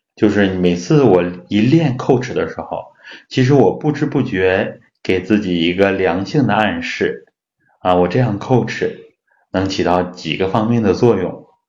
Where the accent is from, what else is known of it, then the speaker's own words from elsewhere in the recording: China; 我们中国人呢有牙病的人很多啊